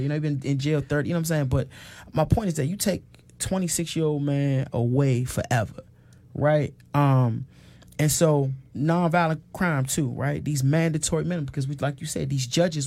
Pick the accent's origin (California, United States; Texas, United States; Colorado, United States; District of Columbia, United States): District of Columbia, United States; Washington; I grew up on Hanover Place um, in Northwest Washington